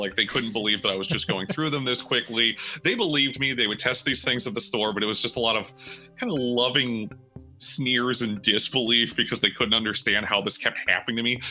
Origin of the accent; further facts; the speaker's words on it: United States; I am an American musician and Xbox enthusiast